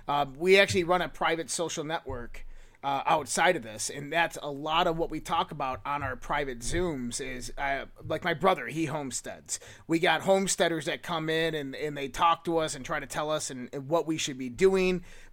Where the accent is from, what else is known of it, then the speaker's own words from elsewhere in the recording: Northeast, United States; now in Minnesota, United States; Even though it's Minnesota, I grew up in the Northeast.